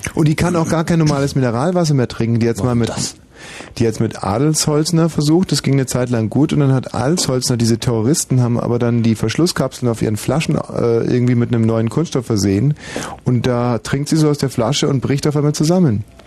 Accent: Augsburg, Bavaria, Germany; moved away; in meiner Heimatstadt Augsburg

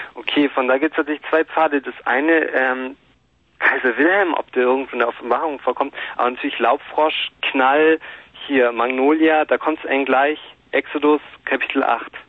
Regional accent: Bavaria, Germany; ich bin Bayer

